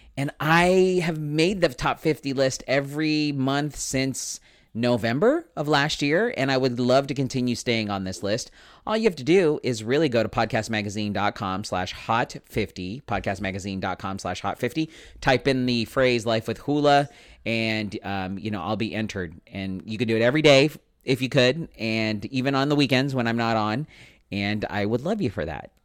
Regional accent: United States; I was born and raised here in America

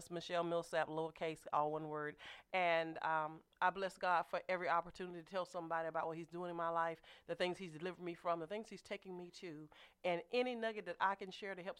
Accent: Louisiana, United States; Y'all know I'm from Louisiana.

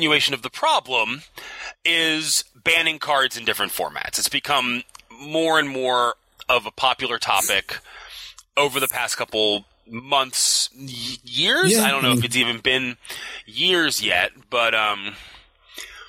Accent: Baltimore, Maryland, United States; accent: Baltimore; I'm from Baltimore

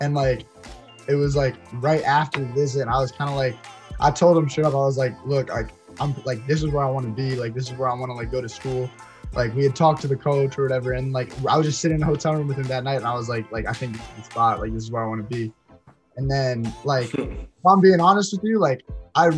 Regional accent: New Jersey, United States

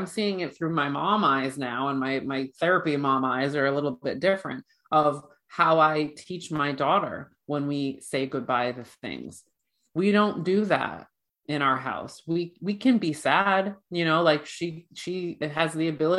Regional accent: Ireland; I'm Irish

